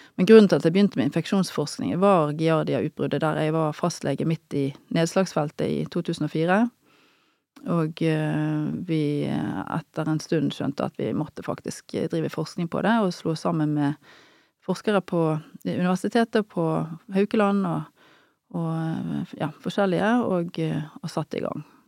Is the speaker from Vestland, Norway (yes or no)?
yes; Bergen, Vestland, Norway; moved away as an adult; also born or lived in Trondheim / Northern Norway / United States / Levanger; jeg er jo bergenser av opprinnelse, da, som du hører, og jobber jo nå i Bergen. Jeg har vokst opp på Nordnes